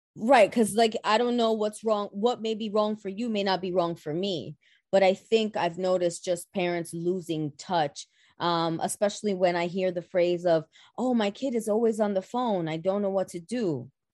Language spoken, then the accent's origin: English; New York City, New York, United States; born and raised in the Boogie Down Bronx. I am a Bronxite at heart.